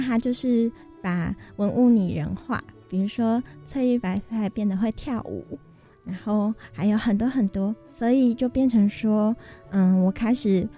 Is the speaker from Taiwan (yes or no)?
yes; Tainan, Taiwan; 我本身是台南人